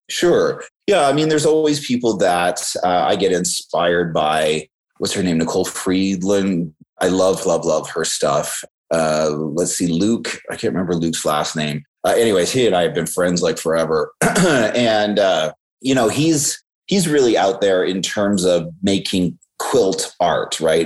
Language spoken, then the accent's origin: English; just outside of Vancouver, British Columbia, Canada; also born or lived in Tacoma, Washington, United States; now in Southern California, United States; i was born uh, in tacoma but i was raised just outside of vancouver uh, british columbia